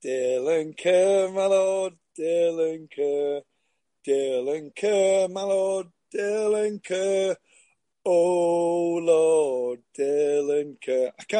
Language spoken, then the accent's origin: English; Yorkshire and the Humber, United Kingdom; obviously because I'm from Yorkshire, it was kind of an ideal thing to go from maybe 40 miles to train at Huddersfield.